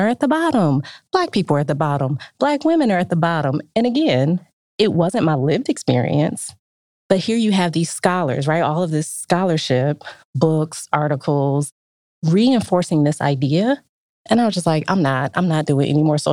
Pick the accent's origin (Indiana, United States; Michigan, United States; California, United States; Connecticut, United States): Michigan, United States; Detroit; I grew up in Detroit in the 80s